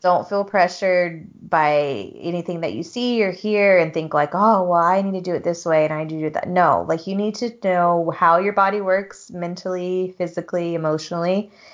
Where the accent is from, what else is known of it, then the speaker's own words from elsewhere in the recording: the South, United States; moved away as an adult; also born or lived in Utah; coming from a background, like a southern background of like people just don't talk about shit in the South